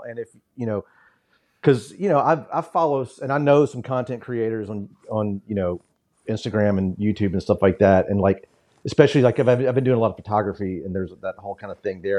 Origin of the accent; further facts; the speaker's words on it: Memphis, Tennessee, United States; growing up in Memphis